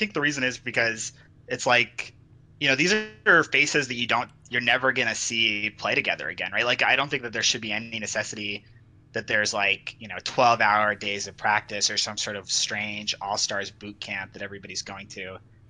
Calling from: Salt Lake City, Utah, United States; Hi. I am from Salt Lake City, Utah.

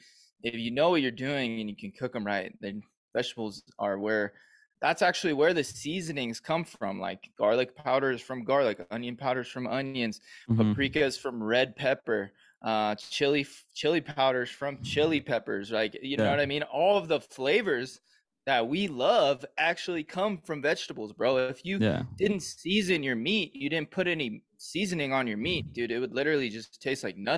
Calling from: Bend, Oregon, United States; I'm in Oregon, dude. I'm in Bend, Oregon, Central Oregon.

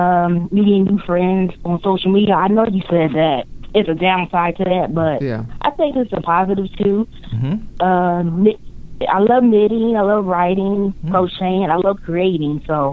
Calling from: New Jersey, United States; From Jersey. I know you had another … from Texas.

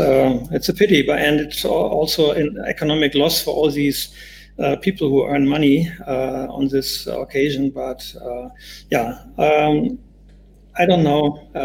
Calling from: Munich, Bavaria, Germany; English is a second language; I'm sitting in Munich in Bavaria, where we have the last nice days with fine weather.

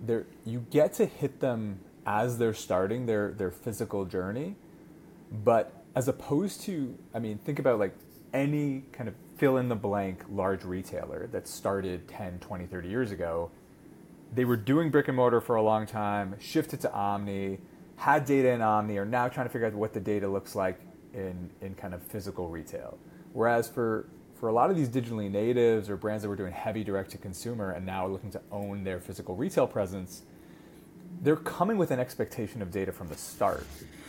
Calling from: Tel Aviv, Tel Aviv District, Israel; So you are catching me in sunny Tel Aviv.

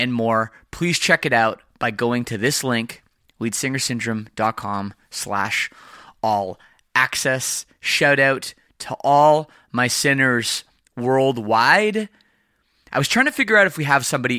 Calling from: Windsor, Ontario, Canada; I am calling you from Windsor, Ontario, which is just outside Detroit.

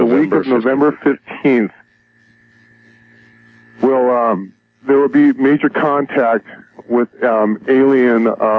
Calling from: Los Angeles, California, United States; I'm calling from San Pedro, California, the L.A. Basin area.

